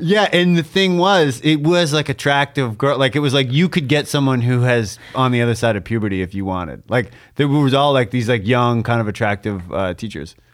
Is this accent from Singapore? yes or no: no; Canada; as a Canadian